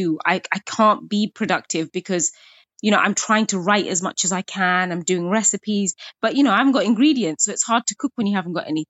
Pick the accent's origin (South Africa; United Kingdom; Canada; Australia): United Kingdom; growing up as a British Bangladeshi Muslim woman